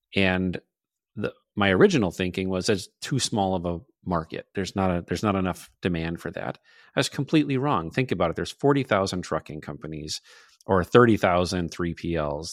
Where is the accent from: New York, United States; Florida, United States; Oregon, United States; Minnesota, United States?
Minnesota, United States; northern; accent: Midwestern; also born or lived in Superior, Wisconsin; I'm from a small town in northern Minnesota. If you detected a, a little bit of an accent, I can't deny it. It's there. I'm Midwestern through and through